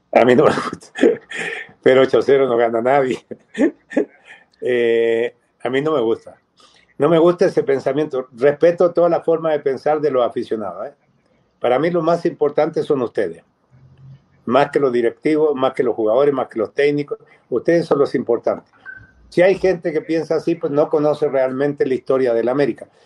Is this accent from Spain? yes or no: no; Chile; moved away as an adult; now in Mexico; siendo chileno, habiendo nacido ya naturalizado mexicano